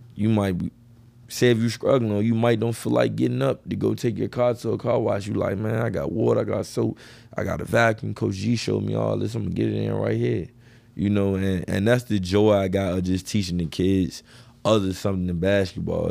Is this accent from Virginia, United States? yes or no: yes; Richmond, Virginia, United States; I was from the East End